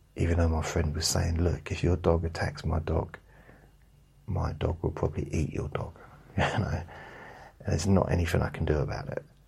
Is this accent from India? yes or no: no; England, United Kingdom; I'm from England.